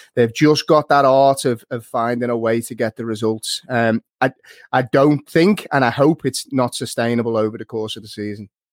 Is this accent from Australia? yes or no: no; Liverpool, North West England, United Kingdom; moved away as an adult; now in Dublin, Ireland; I'm from Liverpool and there wasn't many Man United fans knocking about back home and since I moved to Dublin